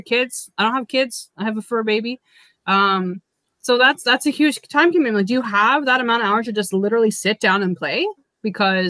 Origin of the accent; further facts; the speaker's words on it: Canada; I'm Canadian